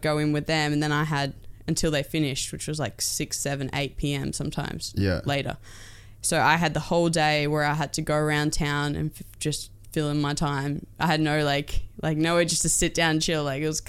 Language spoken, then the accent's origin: English; Port Macquarie, New South Wales, Australia; Port Macquarie, down New South Wales. Yeah, okay. Beautiful little town.